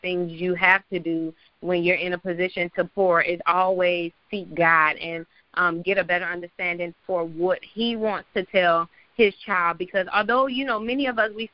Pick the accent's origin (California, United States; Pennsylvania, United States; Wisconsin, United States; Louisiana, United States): Louisiana, United States; New Orleans; now in Atlanta, United States; I am from New Orleans, but I live in Atlanta.